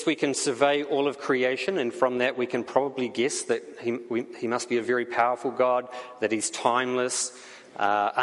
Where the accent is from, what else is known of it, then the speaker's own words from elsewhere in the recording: New Zealand; accent: New Zealand; now in Canada; my accent comes from, and the answer is it comes from New Zealand